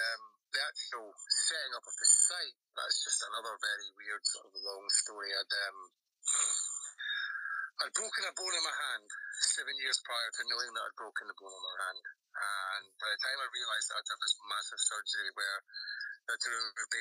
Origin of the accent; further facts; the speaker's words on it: St Andrews, Scotland, United Kingdom; I was sort of born and raised in St. Andrews, the home of golf